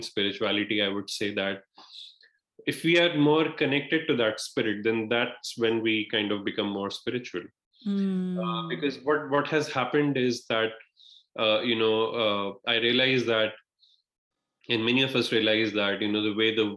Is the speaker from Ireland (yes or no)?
no; India; moved away; I'm from India originally